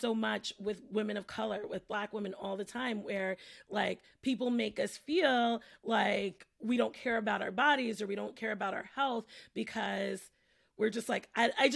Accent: New York City, New York, United States; I'm from the Bronx, I work in the Bronx

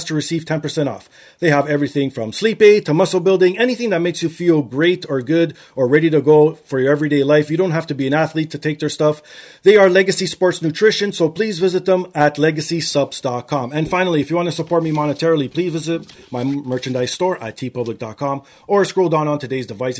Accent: Canada; I'm first generation Canadian

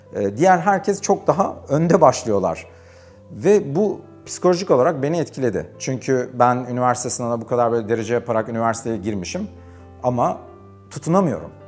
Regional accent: Karacabey, Bursa, Turkey; also born or lived in Germany; ben o yüzden işte 4 yaşında e, Türkiye'ye geldik. E, Türkiye'ye geldikten sonra ilkokula e, Bursa'nın Karacabey ilçesinde başladım.

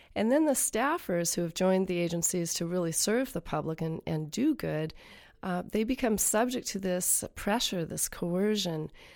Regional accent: Columbia River, Pacific Northwest, United States; I grew up on the banks of the Columbia River at a chum spawning site.

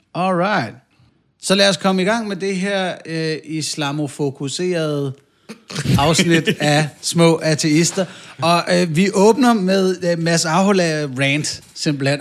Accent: North Zealand, Capital Region of Denmark, Denmark; Nu er vi også tilbage i Nordsjælland, hvor jeg voksede op

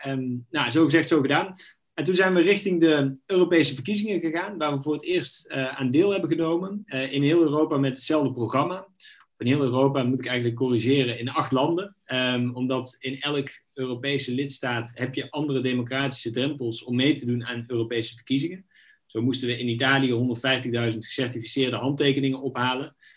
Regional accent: Knegsel, North Brabant, Netherlands; also born or lived in Eindhoven / Nijmegen; geboren in Eindhoven, opgegroeid in een klein Brabants dorpje, eh, Knechtsel

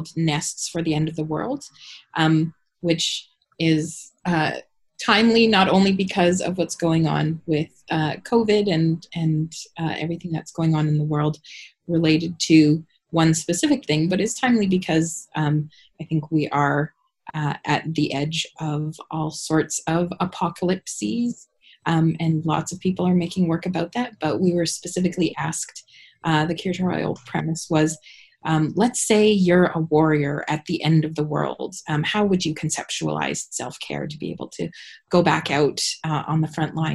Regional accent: Canada; also born or lived in Regina, Saskatchewan; currently living in Regina and from Alberta / Saskatchewan

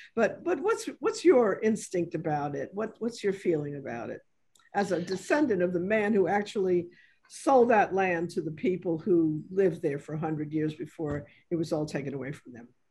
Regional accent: New York City, New York, United States; now in New Orleans, United States; I'm from New York City

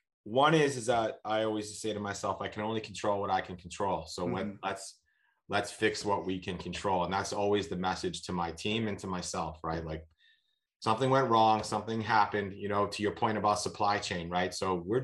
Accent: Boston, Massachusetts, United States; moved away; I'm from Boston originally

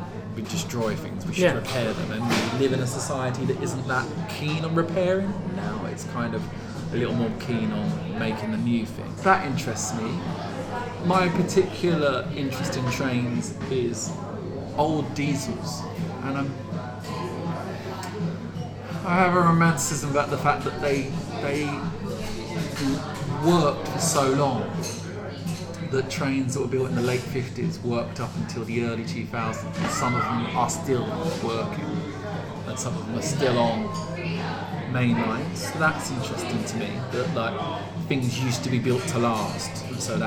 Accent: Brentwood, East of England, United Kingdom; I come from Brentwood, a small town in Essex, just outside the M25.

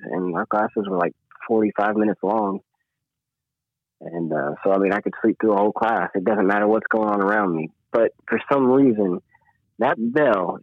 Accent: Paris, Tennessee, United States; I'm from Paris, they're like, "You're from France?" No, Paris, Tennessee

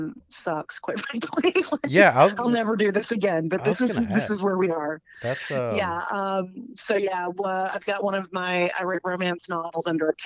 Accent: Dothan, Alabama, United States; moved away as an adult; also born or lived in Virginia; now in Auburn, United States; I was born in Virginia, but I only lived there for less than 2 years. And my dad got a job at Farley Nuclear Plant. So that's why we moved to Dothan, in like 1981, I guess.

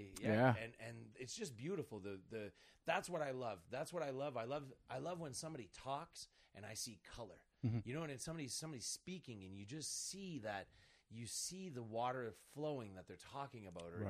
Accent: East Coast, United States; I'm from the East Coast. There's a rich history of people that talk.

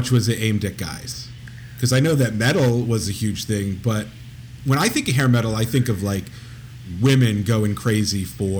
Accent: East Coast, United States; I'm an Italian from the East Coast.

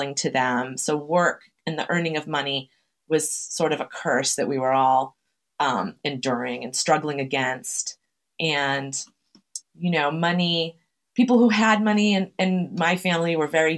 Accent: Chelsea, Massachusetts, United States; I'm from Chelsea, Massachusetts. It's a immigrant heavy working class, working poor city in Massachusetts

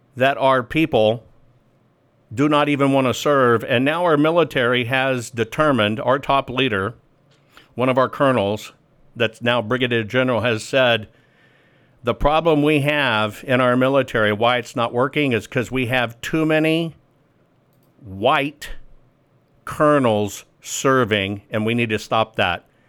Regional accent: Arkansas, United States; I'm from Arkansas

